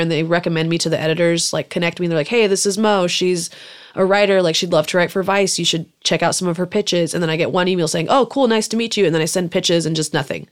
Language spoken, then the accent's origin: English; Salinas, California, United States; first language German; English is a second language; I grew up in Salinas, California, which is a little farm town kind of by Monterey and Santa Cruz